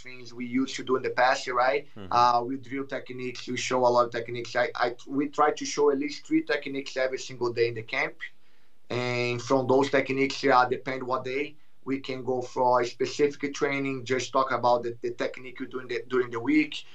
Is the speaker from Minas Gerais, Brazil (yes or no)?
no; Rio de Janeiro, Brazil; first language Portuguese; English is a second language; moved away as an adult; also born or lived in Connecticut, United States; now in Texas, United States; I'm from Rio de Janeiro